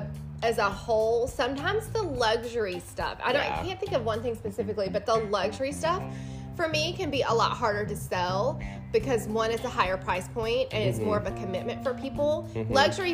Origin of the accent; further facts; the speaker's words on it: Muscle Shoals, Alabama, United States; moved away; I'm from Alabama. We wear cowboy boots there.